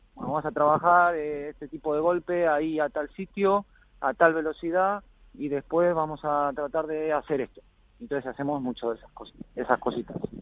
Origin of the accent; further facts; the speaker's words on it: Argentina; now in Spain; me fui a Argentina, estuve ahí más de dos semanas, ahí de vuelta en la, tierra y las raíces y bien, bien con la familia